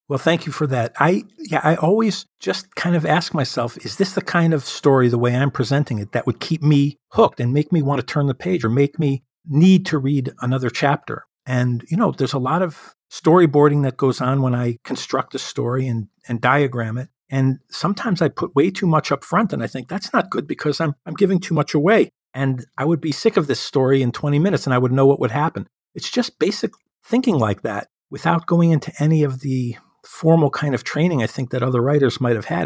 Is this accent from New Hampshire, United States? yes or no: no; Chicago, Illinois, United States; my hometown of Chicago